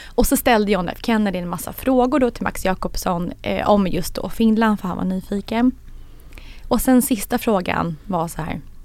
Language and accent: Swedish; Sweden; som svensk